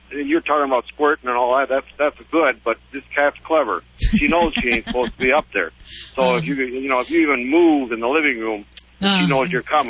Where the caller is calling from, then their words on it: Chippewa Falls, Wisconsin, United States; Chippewa Falls, Wisconsin.